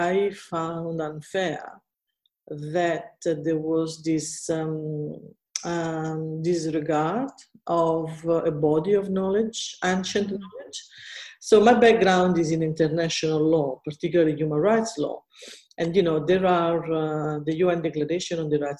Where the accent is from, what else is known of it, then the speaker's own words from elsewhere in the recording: Italy; now in Australia; I come from Italy